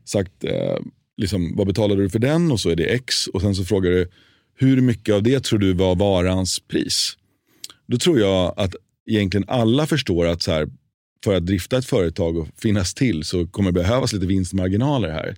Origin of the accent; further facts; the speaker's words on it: Sweden; moved away as an adult; also born or lived in New York, United States; jag som svensk när jag flyttade till USA